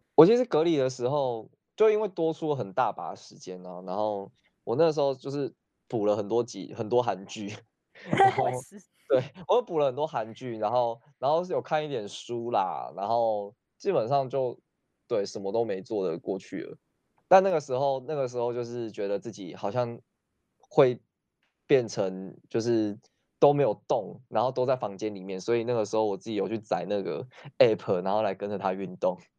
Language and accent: Chinese; Taiwan; moved away as an adult; now in South Korea; 他知道我们是台湾的学生